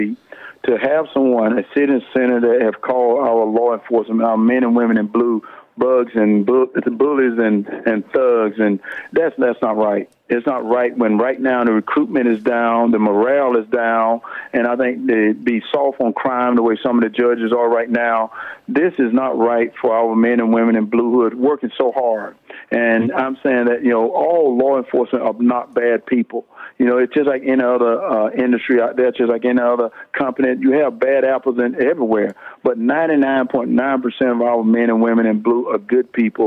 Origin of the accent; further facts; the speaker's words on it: Wrightsville, Georgia, United States; I'm down right now in my hometown, Wrightsville, Georgia.